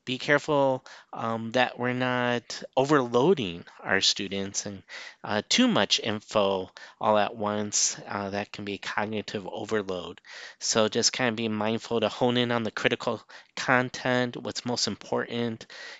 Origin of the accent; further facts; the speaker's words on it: Illinois, United States; moved away; I'm from Illinois originally